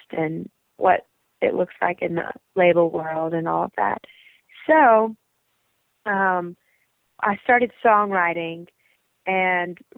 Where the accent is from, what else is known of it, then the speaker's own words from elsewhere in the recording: Lafayette, Louisiana, United States; moved away as an adult; also born or lived in Baton Rouge, Louisiana; now in Nashville, United States; I'm from Lafayette, Louisiana, Baton Rouge, Louisiana. So I'm Southern and Cajun